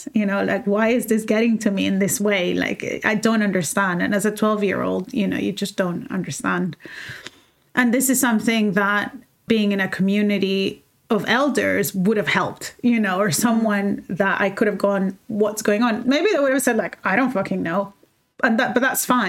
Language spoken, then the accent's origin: English; El Salvador; moved away as an adult; now in London, United Kingdom; I grew up in El Salvador for 18 years and then I left